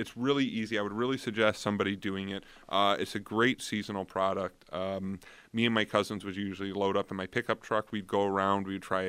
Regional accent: New York, United States; I'm from Niagara County, so I usually end up doing Cherry Bank and Blackman Farms.

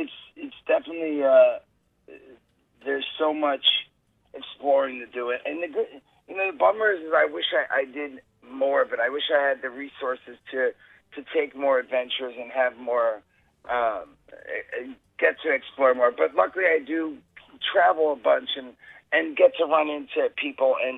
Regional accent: New Jersey, United States; where I grew up in Jersey

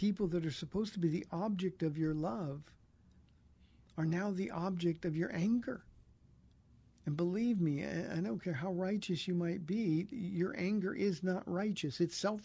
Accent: Iowa, United States; I was born in Iowa

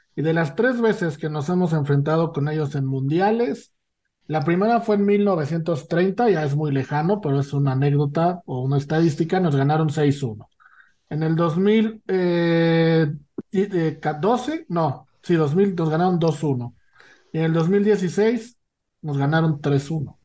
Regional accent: Mexico; los tres somos mexicanos

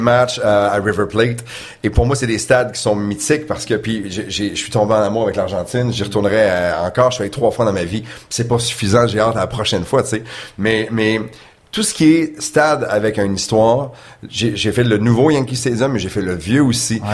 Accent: Quebec City, Quebec, Canada; also born or lived in Chicoutimi, Saguenay; j'ai grandi à Québec, natif du Saguenay, mais j'ai grandi à Québec

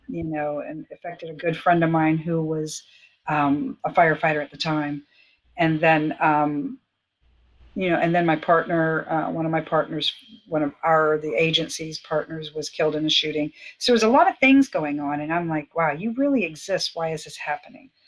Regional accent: Fort Lauderdale, Florida, United States; I was born in Fort Lauderdale to two really wonderful parents

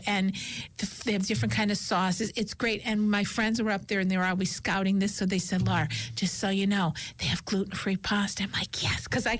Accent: United States; we grew up in West Side.

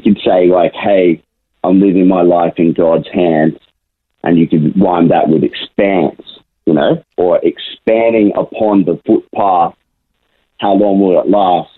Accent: Brisbane, Queensland, Australia; I was born and raised in Brisbane my whole life

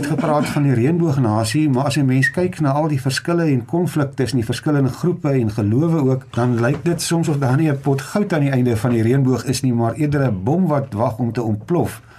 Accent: South Africa

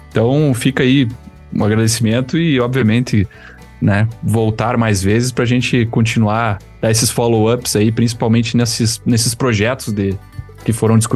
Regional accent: Rio Grande do Sul, Brazil; Que, como um bom gaúcho, churrasco.

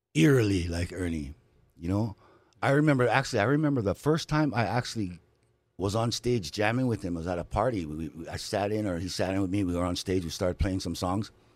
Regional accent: Hawaii, United States; moved away as an adult

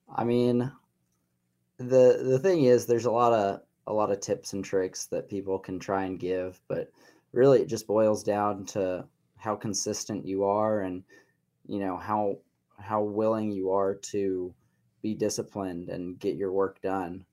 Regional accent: Columbia, Missouri, United States; moved away as an adult; now in Lawrence, United States; I was born in Columbia, raised in Columbia

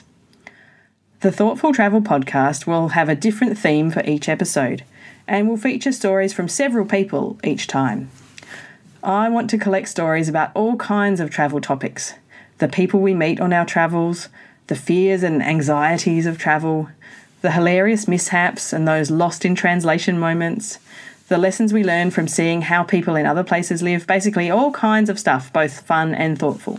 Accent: Australia; also born or lived in Perth, Australia / Japan / Slovakia / Germany; I'm an Australian living in Perth, Western Australia

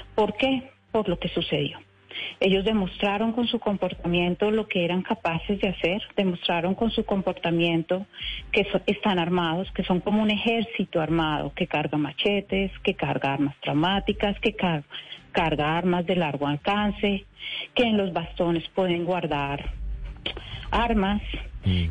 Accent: Cali, Valle del Cauca, Colombia; yo como colombiana, yo como caleña

